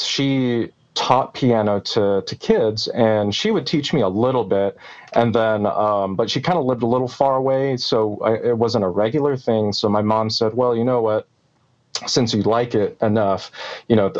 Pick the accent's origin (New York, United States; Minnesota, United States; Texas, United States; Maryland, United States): Texas, United States; Dallas; also born or lived in Torrance, California / Moreno Valley, California; Born there, and then lived in Moreno Valley, which is kind of a suburb of LA, until I was about 8 and a half. And then we moved to Texas, the Dallas area. And I've been here ever since